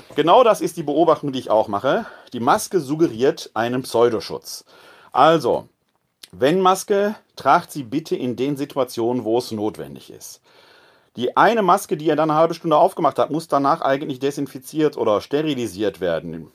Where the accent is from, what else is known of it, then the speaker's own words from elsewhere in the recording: Essen, North Rhine-Westphalia, Germany; now in Wuppertal, Germany; Ich bin ein Kind des Ruhrgebietes, gebürtig aus Essen-Altendorf